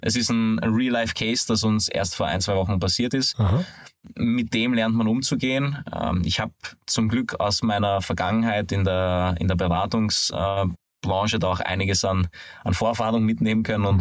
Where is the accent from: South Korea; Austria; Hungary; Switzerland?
Hungary; moved away; bin aber ein gebürtiger Ungar